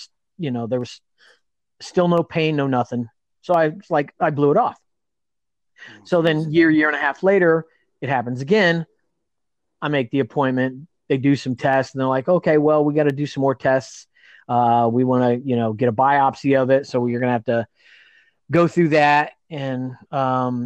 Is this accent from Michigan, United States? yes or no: no; Indiana, United States; now in California, United States; I've got a house and a wife in California. We're both from Indiana